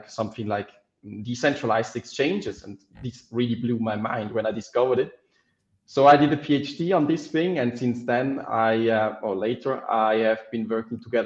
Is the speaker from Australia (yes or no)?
no; Switzerland; I grew up in Switzerland